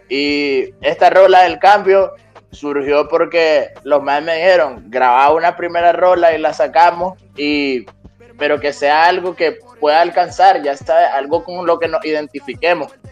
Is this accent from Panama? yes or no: no; Nicaragua; moved away as an adult; nacido en Nicaragua, soy nicaragüense, eh, llevo dos años fuera del país por razones ajenas a mi voluntad